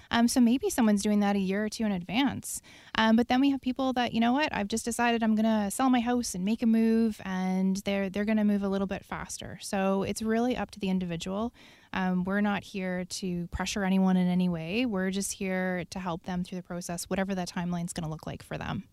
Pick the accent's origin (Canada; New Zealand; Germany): Canada; Prince Edward Island; now in Victoria, Canada; I'm from Prince Edward Island on the East Coast